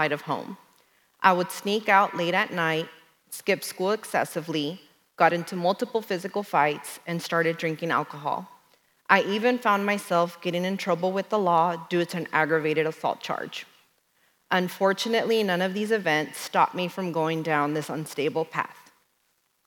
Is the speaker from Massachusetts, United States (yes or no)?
no; Dallas, Texas, United States; I was born and raised in Dallas